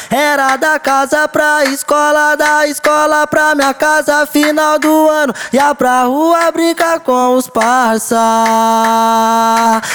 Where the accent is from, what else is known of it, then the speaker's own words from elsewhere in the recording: Sertãozinho, São Paulo, Brazil; moved away as an adult; now in São Paulo, Brazil; eu sou do interior, sou da cidade de Sertãozinho